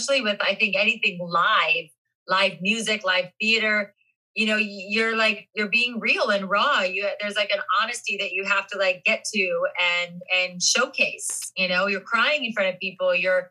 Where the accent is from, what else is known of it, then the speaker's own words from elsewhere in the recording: Ohio, United States; moved away; because I'm from Ohio